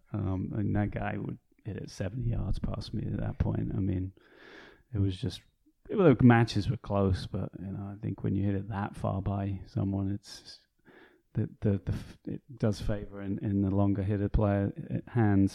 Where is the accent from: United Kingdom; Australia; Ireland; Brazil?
United Kingdom; moved away as an adult; also born or lived in Chicago, United States; where I grew up, just outside of London.